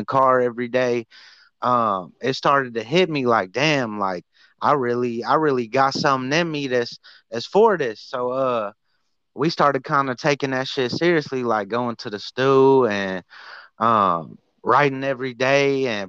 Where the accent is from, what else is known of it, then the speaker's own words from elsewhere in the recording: Detroit, Michigan, United States; I'm from Detroit, Michigan.